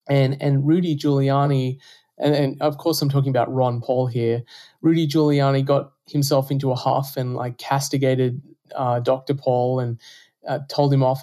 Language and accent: English; Australia; moved away as an adult; now in United States; You can probably tell from my accent that I'm not from the US. I'm from Australia originally, although I'm a US citizen now. I came to the US to do a PhD in computer science